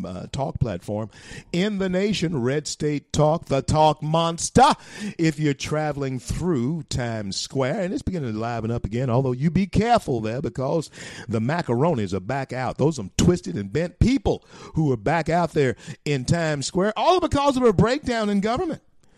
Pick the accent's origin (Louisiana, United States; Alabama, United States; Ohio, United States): Louisiana, United States; It is beautiful here in my home state of Louisiana